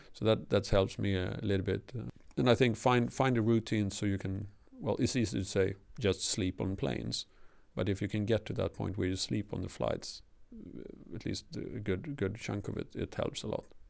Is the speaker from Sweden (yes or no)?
yes; Sweden; first language Swedish; English is a second language; moved away